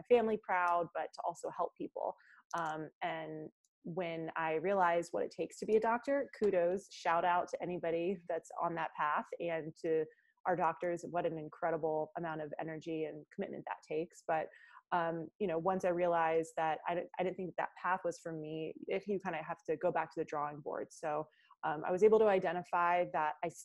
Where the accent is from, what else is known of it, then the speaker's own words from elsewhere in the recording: South Carolina, United States; I was born and raised in South Carolina